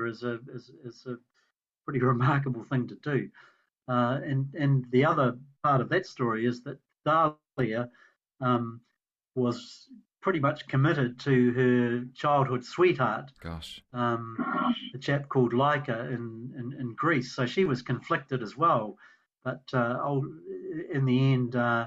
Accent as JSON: {"language": "English", "country": "New Zealand", "said": "proud to be a New Zealander."}